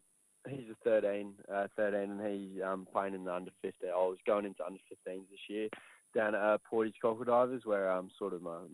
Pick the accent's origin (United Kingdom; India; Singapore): United Kingdom; England; now in Australia; originally I'm from England, and over in England he watched the Bombers play, and I think just kind of took over from there.